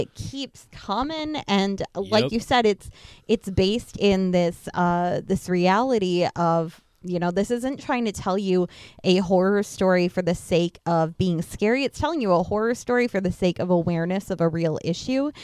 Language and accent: English; Upper Midwest, United States; I'm not from Mexico, I am from the upper Midwest, so very, very different culture that I grew up in.